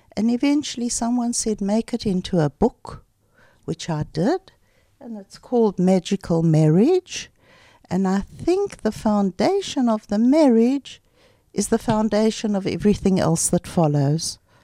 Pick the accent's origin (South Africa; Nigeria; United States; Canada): South Africa; Pretoria, Gauteng; moved away as an adult; now in Ra'anana, Israel; we grew up in Pretoria